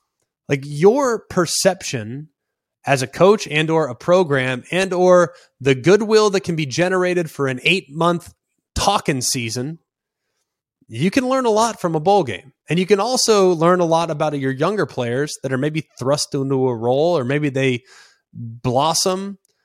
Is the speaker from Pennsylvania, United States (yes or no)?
no; Los Angeles, California, United States; also born or lived in Texas / Charlotte; I'm from Texas. My vote, I'm actually originally from Los Angeles, California. My vote is tied to the Atlantic in Charlotte, where I haven't lived in 5 years.